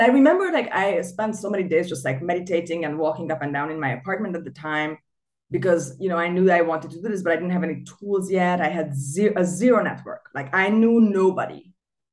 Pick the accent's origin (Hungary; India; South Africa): Hungary; Budapest; moved away as an adult; also born or lived in London; I was born in Budapest, and I lived there almost always until the age of 30